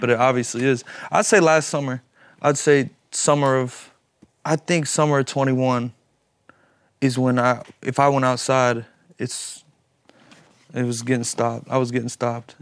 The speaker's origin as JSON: {"language": "English", "town": "Louisville", "region": "Kentucky", "country": "United States", "said": "I'm from Louisville, Kentucky"}